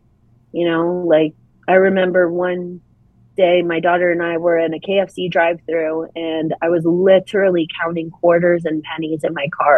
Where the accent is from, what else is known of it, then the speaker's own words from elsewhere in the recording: New Hampshire, United States; born there; When I was very young, I was born in New Hampshire on an Air Force base.